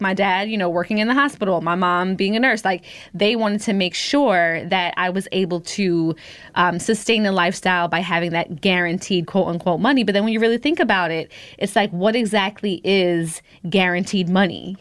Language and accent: English; United States; also born or lived in Jamaica (roots); I'm American 'cause I was born here